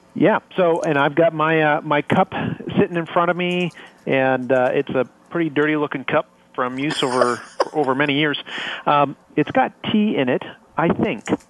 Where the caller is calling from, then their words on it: Waterloo, Ontario, Canada; I'm calling from a sleepy little town called uh, Waterloo in Canada.